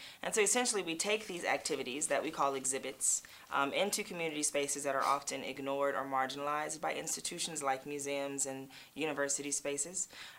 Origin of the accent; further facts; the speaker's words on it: Los Angeles, California, United States; Well, one of the beautiful things about LA is it's super diverse because so many people, I think Hollywood epitomizes the American dream in a lot of ways.